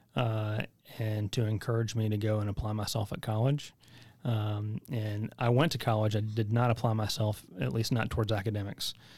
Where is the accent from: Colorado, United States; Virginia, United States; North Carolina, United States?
North Carolina, United States; White Cross; also born or lived in Chapel Hill, North Carolina; I just tell people I'm from Chapel Hill 'cause nobody knows where White Cross is